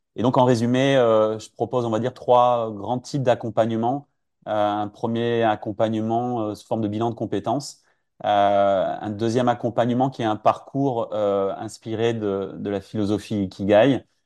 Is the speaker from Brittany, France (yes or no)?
yes; Finistère, Monts d'Arrée, Brittany, France; je suis originaire du Finistère, dans les Monts d'Arrée